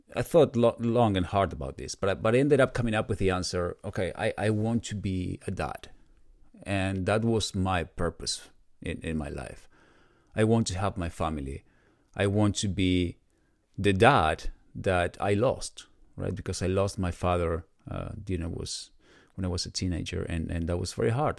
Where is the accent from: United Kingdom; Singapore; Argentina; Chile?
Argentina; moved away as an adult; now in United States; I was born in Argentina, and in my twenties, I decided to move to the U S.